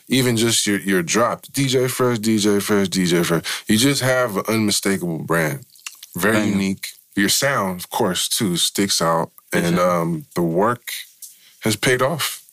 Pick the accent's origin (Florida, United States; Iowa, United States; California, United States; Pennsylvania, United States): California, United States; San Francisco; we're from Frisco